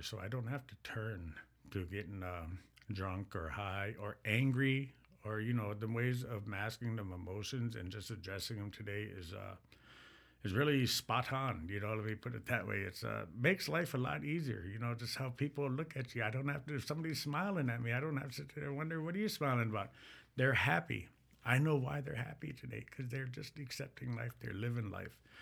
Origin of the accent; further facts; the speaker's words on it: Mille Lacs, Minnesota, United States; I am, uh, from the Mille Lacs band of Ojibwe.